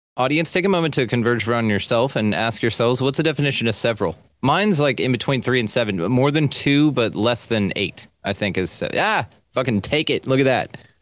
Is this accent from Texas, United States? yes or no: yes; Texas, United States; I am Texan like crazy because I'm proud of this state